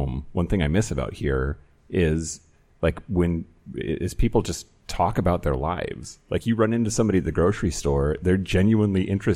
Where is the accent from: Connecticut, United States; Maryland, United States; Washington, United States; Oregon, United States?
Washington, United States; Zillah; Zilla, my hometown, class of 96, Zilla High School, right here